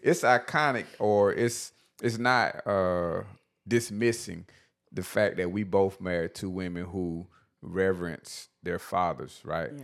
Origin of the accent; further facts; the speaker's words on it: Batesburg, South Carolina, United States; I was the guy from Batesburg